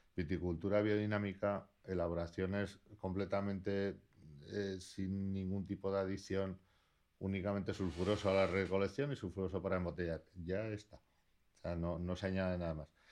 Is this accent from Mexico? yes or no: no; Basque Country, Spain; also born or lived in Laguardia; Soy vasco.